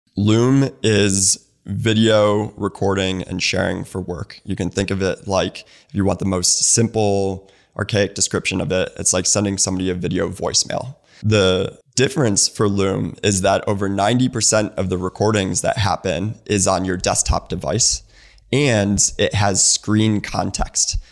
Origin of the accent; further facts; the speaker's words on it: Naperville, Illinois, United States; moved away as an adult; also born or lived in Bloomington, Indiana / Santa Monica / San Mateo / Bay Area; now in Atlanta, United States; My mom was born and raised in Naperville. That's where I was born and raised.